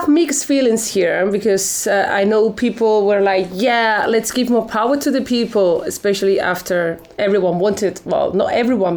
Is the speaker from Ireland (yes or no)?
no; Spain; we're from Spain